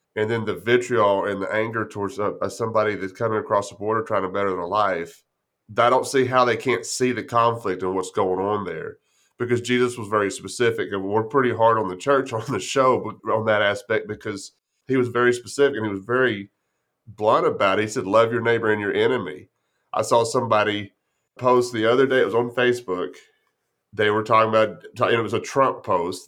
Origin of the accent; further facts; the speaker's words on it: Grape Creek, Texas, United States; I grew up in West Texas, it's a little town called Grape Creek, right side out of San Angelo